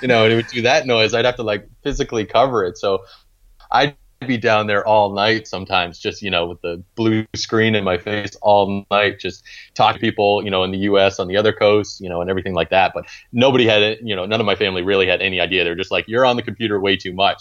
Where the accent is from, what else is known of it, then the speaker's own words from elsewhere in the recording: Maine, United States; moved away as an adult; now in Charlotte, United States; growing up in Maine